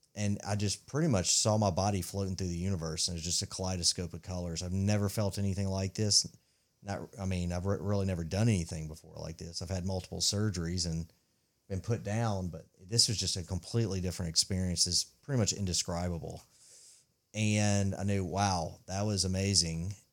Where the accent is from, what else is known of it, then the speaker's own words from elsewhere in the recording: Mississippi, United States; I grew up in Mississippi